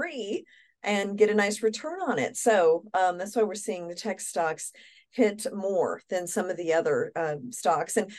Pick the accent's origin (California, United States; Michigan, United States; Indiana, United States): Indiana, United States; Kokomo; my hometown in Kokomo, Indiana